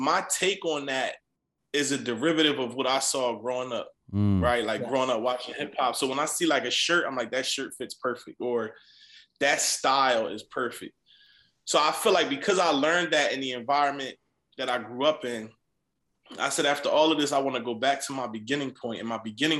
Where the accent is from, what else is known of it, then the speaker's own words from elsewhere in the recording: East Coast, United States; You know, it was ideal that I was from the East Coast